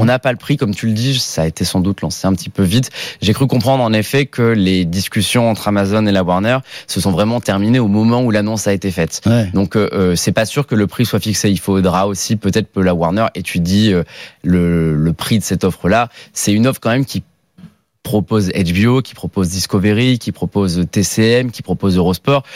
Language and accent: French; Nice, Provence-Alpes-Côte d'Azur, France; moved away; je viens de Nice, donc je descends de temps en temps à Nice chez ma famille